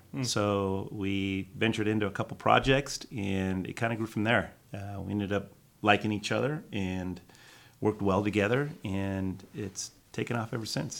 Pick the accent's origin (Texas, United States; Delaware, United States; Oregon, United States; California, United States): California, United States; San Diego; moved away as an adult; also born or lived in Mexico; now in Coeur d'Alene, United States; I'm originally from Mexico, born and slightly raised. Grew up in San Diego, practiced architecture there. My wife and I moved up to, I live in Coeur d'Alene. We moved up here about 20 years ago.